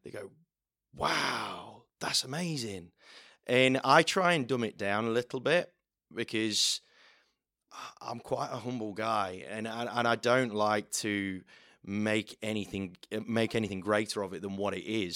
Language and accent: English; the middle of England, Midlands, United Kingdom; moved away as an adult; now in Australia; I'm not from round here, uh, from the middle of England